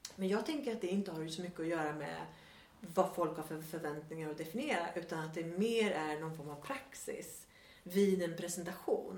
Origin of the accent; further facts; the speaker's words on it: Sweden; moved away as an adult; also born or lived in Australia; här är det tydligt att jag är svensk